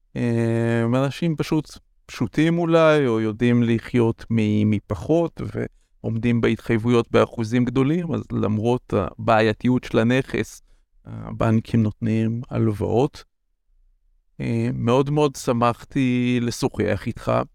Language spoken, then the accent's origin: Hebrew; Israel; moved away; אני במקור מקיבוץ